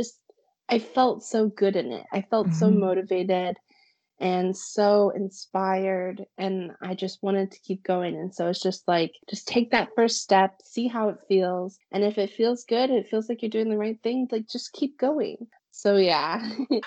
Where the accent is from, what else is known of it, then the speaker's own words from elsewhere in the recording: Springfield, Missouri, United States; my hometown in Springfield